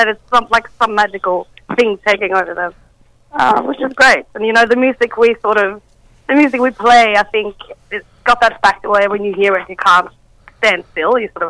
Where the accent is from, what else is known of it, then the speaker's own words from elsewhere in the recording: Sweden; now in Australia; I'm from Sweden